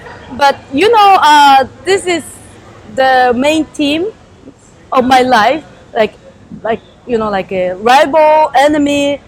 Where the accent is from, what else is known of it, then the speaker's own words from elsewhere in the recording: Japan; English is a second language; also born or lived in Ichinomiya, Chiba; we kind of like Japanese